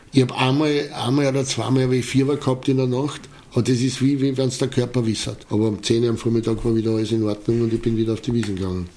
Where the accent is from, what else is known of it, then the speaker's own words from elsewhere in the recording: Eastern Austria, Austria; bei uns in Österreich, in Ostösterreich